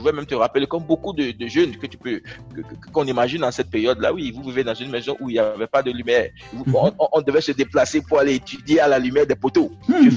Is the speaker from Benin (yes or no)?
yes; Benin; Je suis béninois, citoyen du monde et africain